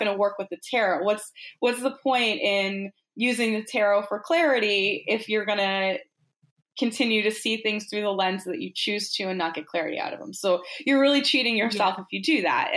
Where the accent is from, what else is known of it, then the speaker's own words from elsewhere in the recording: Boston, Massachusetts, United States; I grew up in Boston